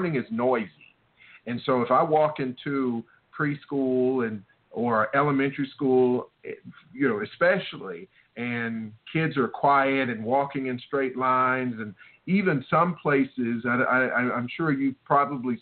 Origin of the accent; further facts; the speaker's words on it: the South, United States; I was raised in the South